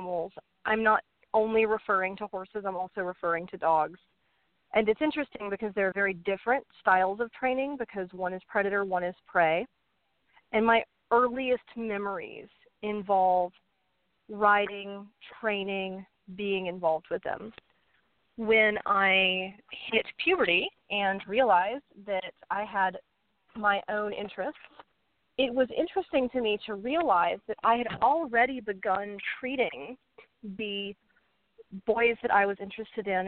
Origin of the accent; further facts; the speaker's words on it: Atlanta, Georgia, United States; my hometown of Atlanta